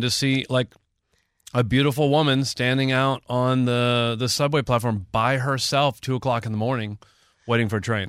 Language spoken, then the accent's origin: English; Texas, United States; I'm from the South. I've lived in Texas most of my life